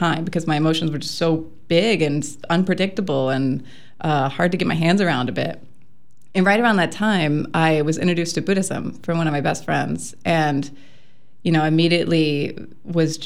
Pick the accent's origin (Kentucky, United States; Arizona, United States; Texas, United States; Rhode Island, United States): Texas, United States; outside of Austin; also born or lived in Ontario, Wisconsin; now in Wisconsin, United States; I was born and raised in Texas, right outside of Austin